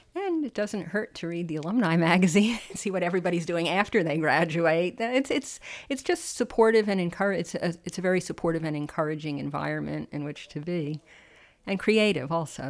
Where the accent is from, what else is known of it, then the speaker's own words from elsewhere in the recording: New Rochelle, New York, United States; I was from New Rochelle, New York